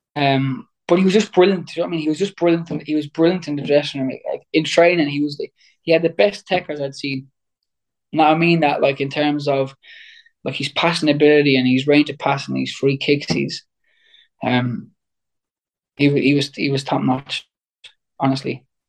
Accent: Waterford, Munster, Ireland; I was in my hometown

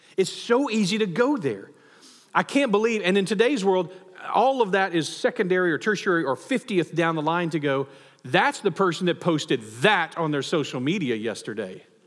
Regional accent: United States; as a patriot, as an American

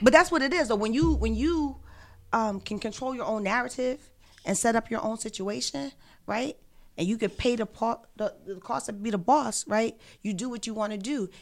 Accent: Philadelphia, Pennsylvania, United States; moved away as an adult; also born or lived in Atlanta / New York; I'm from West Philadelphia

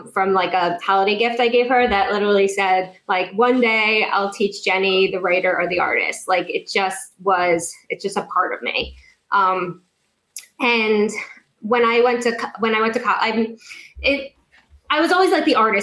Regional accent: New York, United States; now in South Florida, United States; I'm originally from New York

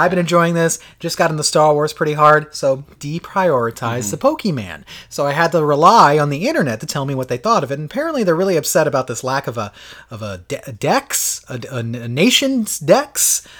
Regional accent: Florida, United States; We come from Florida.

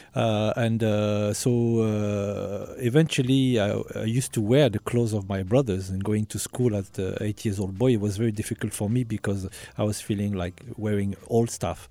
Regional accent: France; I was born and raised in France, um, uh, from, uh, Algerian parents

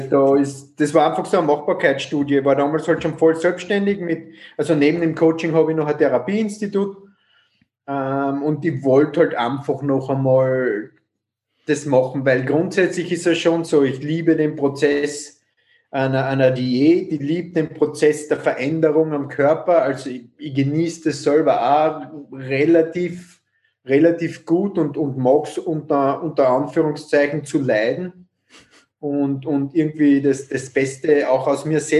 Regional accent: Carinthia, Austria; now in Vienna, Austria; komme ursprünglich aus Kärnten, ähm, bin seit 1999 in Wien

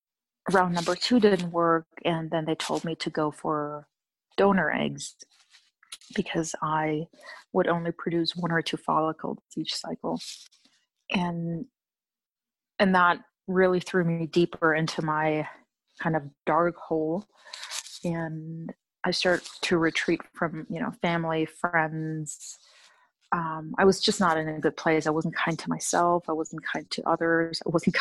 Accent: Germany; I'm originally from Germany, but moved around quite a bit.

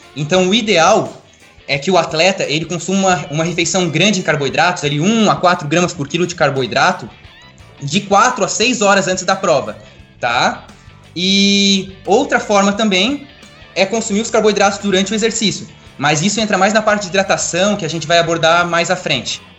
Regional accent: Atalanta, Santa Catarina, Brazil; now in Blumenau, Brazil; eu sou natural de Atalanta, Santa Catarina, uma cidade interior que tem 3 mil habitantes

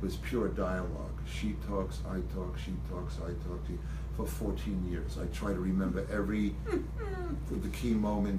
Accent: Long Island, New York, United States; I grew up on Long Island

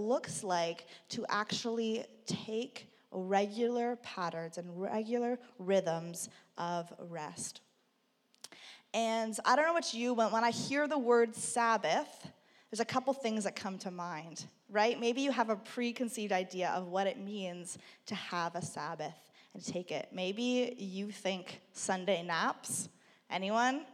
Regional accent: Burlington, Ontario, Canada; growing up in Burlington

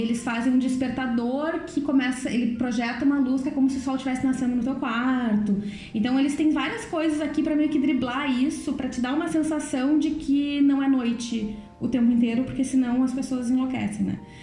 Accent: Brazil; moved away as an adult; now in Netherlands; eu sou brasileira

